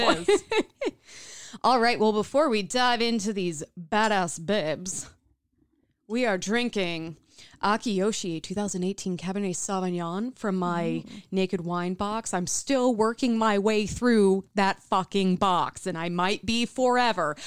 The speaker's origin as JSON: {"language": "English", "area": "Midwest", "region": "Illinois", "country": "United States", "tie": "born or raised there"}